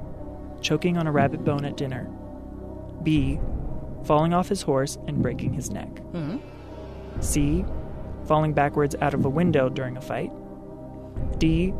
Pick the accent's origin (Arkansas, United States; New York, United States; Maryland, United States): Maryland, United States; Baltimore; moved away; I'm from Baltimore, by the way.